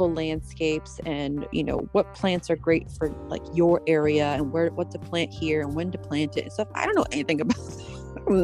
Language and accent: English; Pennsylvania, United States; I grew up in Pennsylvania in the country, so we hunted and stuff